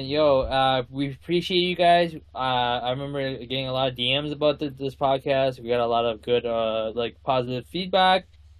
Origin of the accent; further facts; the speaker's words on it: Brampton, Ontario, Canada; But then I'm from Brampton